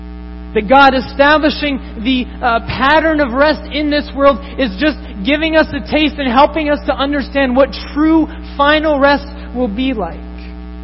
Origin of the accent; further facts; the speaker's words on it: Tokyo, Japan; Growing up in Japan, in Tokyo, I saw this constantly with businessmen who were constantly pursuing fulfillment